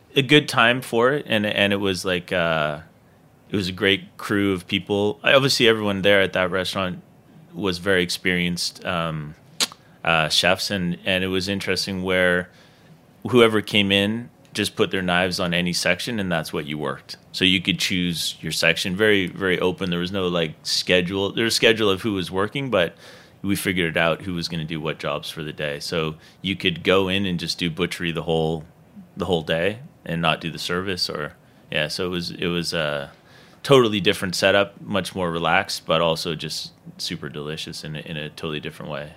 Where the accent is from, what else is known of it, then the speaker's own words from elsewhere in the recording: Dartmouth, Nova Scotia, Canada; now in New York, United States; me growing up in Nova Scotia